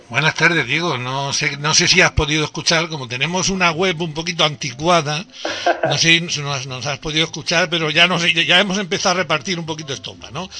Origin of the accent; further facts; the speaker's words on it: Andalusia, Spain; nosotros somos de Andalucía